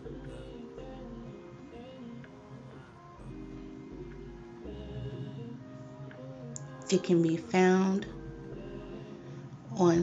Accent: New York City, New York, United States; that would be the Bronx in New York, my hometown

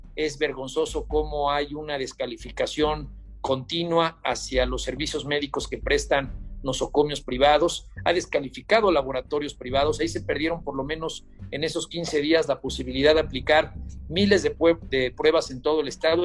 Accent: Puebla, Mexico; como poblanos

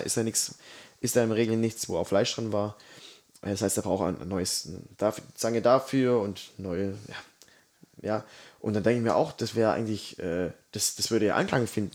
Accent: Swabia, Baden-Württemberg, Germany; ich bin ja Schwabe durch und durch

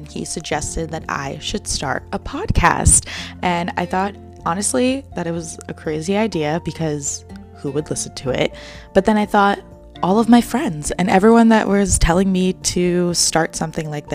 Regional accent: New Jersey, United States; I'm 25 years old and I'm from New Jersey

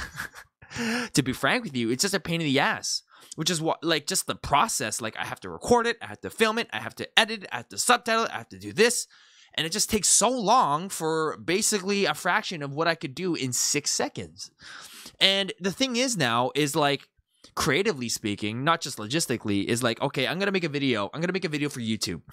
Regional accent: Canada; moved away; I'm from Canada

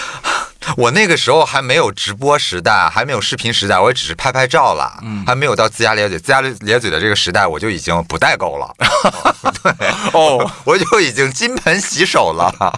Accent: Shandong, China; 我作为一个山东人，我，我，我，我是一个假的山东人

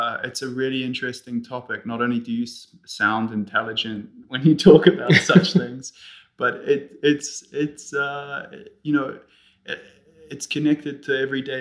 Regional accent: New Zealand; also born or lived in Switzerland; now in Zurich, Switzerland; I am Swiss, although I grew up in New Zealand.

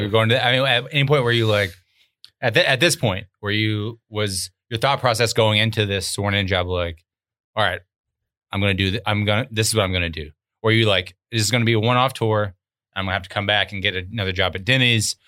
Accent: Arkansas, United States; moved away; I was from Arkansas

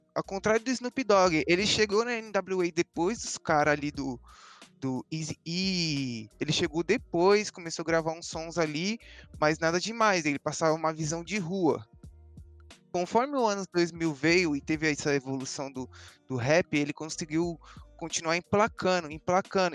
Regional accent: São Paulo, Brazil; Sou da Zona Leste aqui, moro do lado da casa do Feb, praticamente

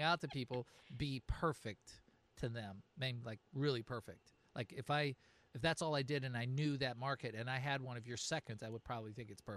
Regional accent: West Coast, United States; moved away; I'm from the West Coast

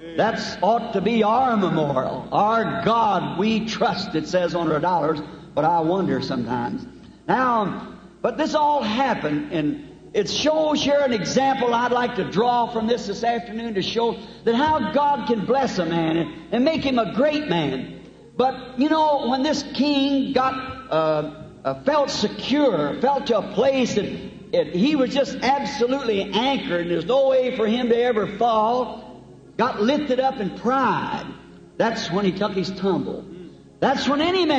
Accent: United States; I'm American

